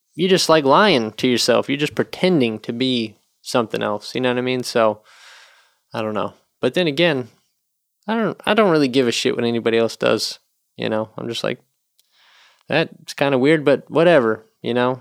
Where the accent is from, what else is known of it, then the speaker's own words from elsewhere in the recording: North Carolina, United States; moved away as an adult; also born or lived in Nashville, Tennessee; now in Chicago, United States; I'm from the South, you know, in North Carolina and then lived in Nashville